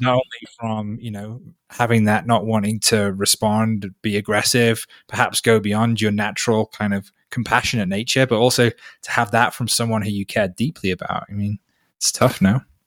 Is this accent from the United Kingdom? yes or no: yes; North Wales, United Kingdom; now in Peru; I grew up in North Wales.